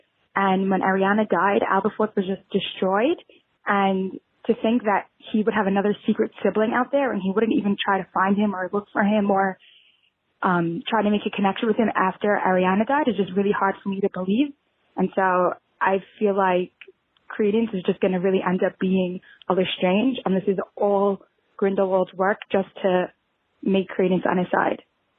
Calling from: Brooklyn, New York, United States; I'm calling from Brooklyn, New York.

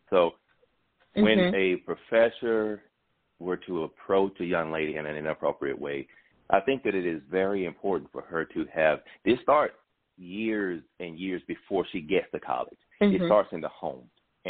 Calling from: McDonough, Georgia, United States; I'm calling from McDonough

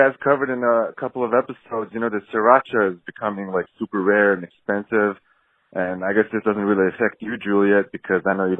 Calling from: Mongolia; I'm actually calling from Mongolia.

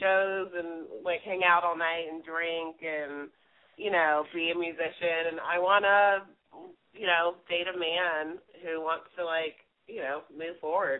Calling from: New York City, New York, United States; I'm 30. I'm calling from New York City.

